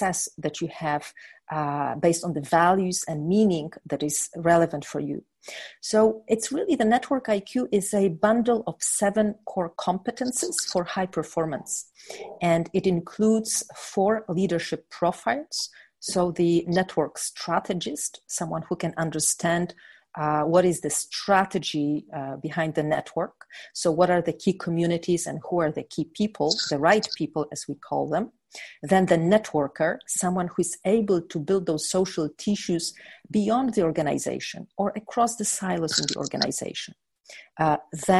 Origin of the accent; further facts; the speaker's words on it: Poland; I was born in Poland and under communist time